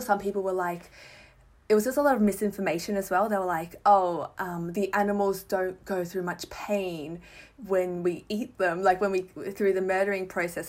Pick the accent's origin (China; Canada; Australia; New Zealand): Australia; Melbourne, Victoria; I'm from Melbourne.